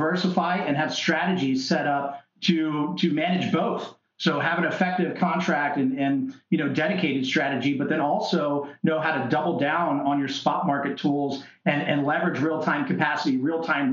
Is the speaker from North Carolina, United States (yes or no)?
no; Tampa, Florida, United States; I'm from Tampa Bay